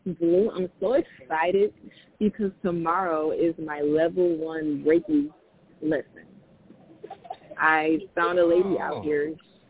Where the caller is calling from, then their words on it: Japan; I'm calling in from Japan.